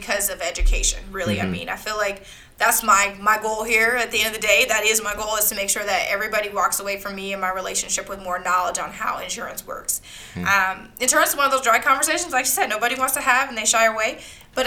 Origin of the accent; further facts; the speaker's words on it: Iowa, United States; now in Littleton, United States; My phone number is a 515 number because I'm from Iowa